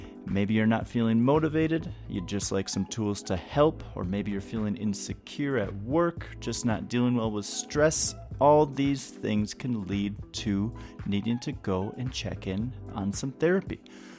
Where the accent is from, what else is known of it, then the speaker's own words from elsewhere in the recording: Minnesota, United States; I grew up outside of Minneapolis, and like, I know of …, obviously I love his music